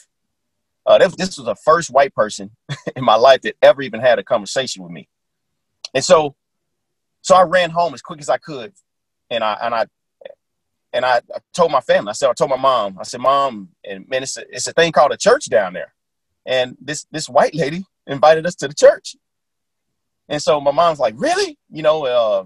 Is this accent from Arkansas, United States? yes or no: yes; Little Rock, Arkansas, United States; I grew up in Little Rock, Arkansas during the times of the gangs